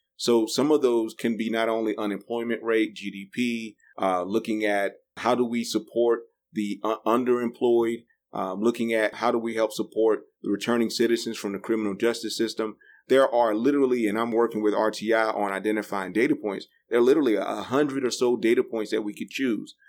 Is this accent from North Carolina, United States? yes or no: yes; New Bern, North Carolina, United States; also born or lived in Raleigh; I'm from New Bern, l- little small rural community